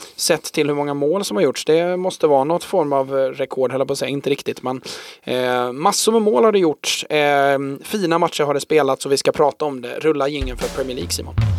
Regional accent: Sweden; för oss då som svenskar

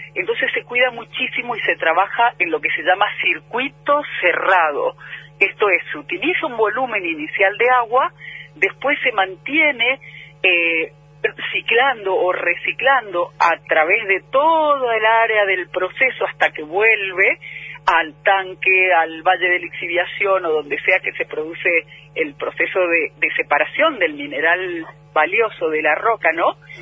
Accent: Mendoza, Argentina; also born or lived in San Juan, Argentina; yo soy de Mendoza, pero estudié en San Juan

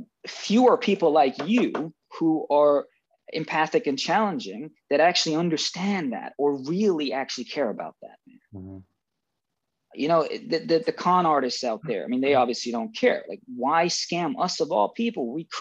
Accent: United Kingdom; I am Brit-ish, right? I was born and schooled in Britain.

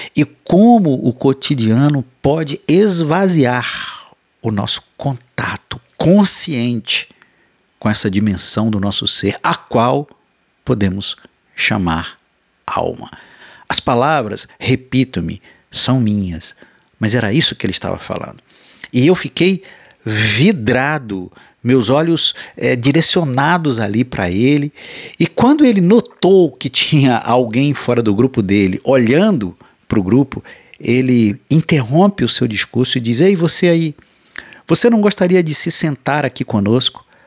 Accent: Rio de Janeiro, Brazil; como bom carioca

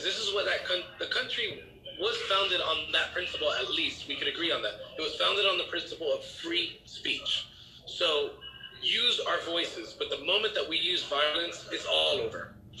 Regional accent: United States; I'm an American supremacist.

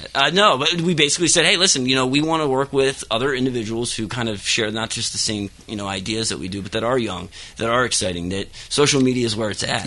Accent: Dillsburg, Pennsylvania, United States; right outside uh, Hershey, Pennsylvania. Right. Uh, yep, small town called Dillsburg.

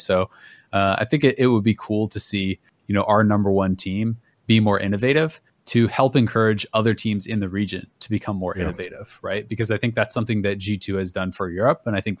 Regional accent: Kingston, Ontario, Canada; I'm from Kingston.

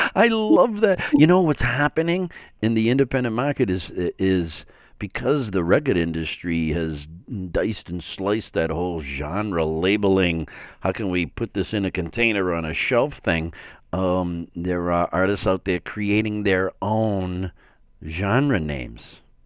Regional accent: Framingham, Massachusetts, United States

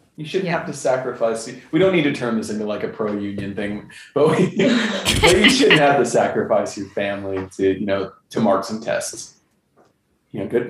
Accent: California, United States; moved away as an adult; also born or lived in Kamiichi, Toyama, Japan; We're from California.

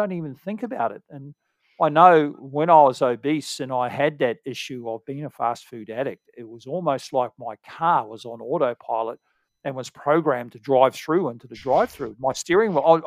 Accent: New Zealand; as a Kiwi living near in America

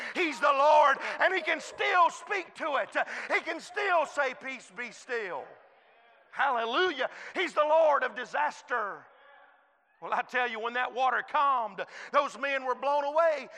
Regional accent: United States; I was born in the United States of America

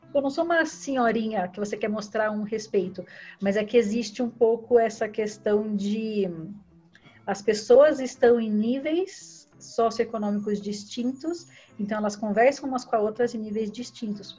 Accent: Brazil; moved away as an adult; a gente saiu do Brasil

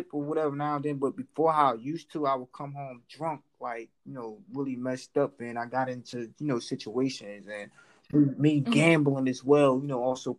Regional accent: Florida, United States; born or raised there; now in New Jersey, United States

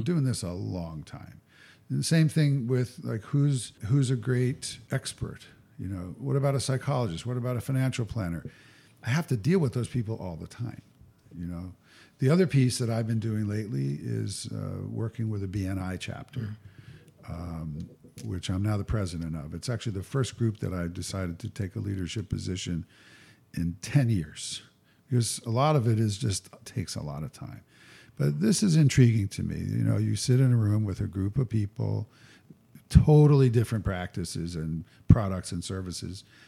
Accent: New Jersey, United States; I was raised in North Jersey

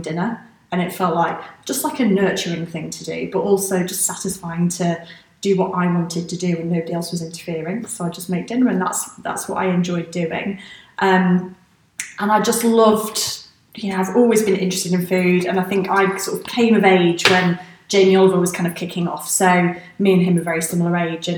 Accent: Manchester, North West England, United Kingdom; moved away as an adult; also born or lived in London; I born and raised in Manchester

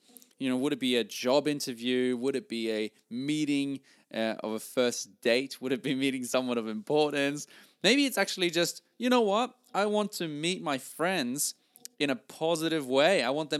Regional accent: Norway; English is a second language; now in Australia; I came from Norway and, was really in a new country. I started in sales here and, that's where I learned all this. And I came to Australia speaking a different language and not knowing exactly where I was going in life.

